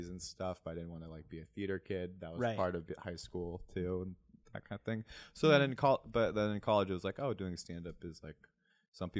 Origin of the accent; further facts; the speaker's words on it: Humboldt, California, United States; moved away as an adult; also born or lived in Portland; would start college that summer in my hometown again. Just my, at Humboldt State